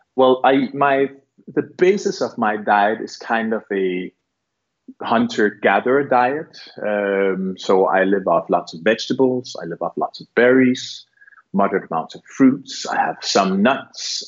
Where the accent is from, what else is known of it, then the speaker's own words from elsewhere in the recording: Barbados; I'm from Barbados